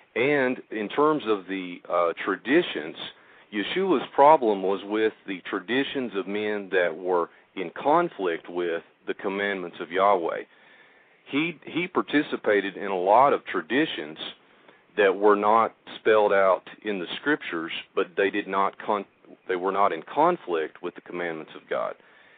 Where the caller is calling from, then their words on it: Oklahoma, United States; I'm calling from Oklahoma.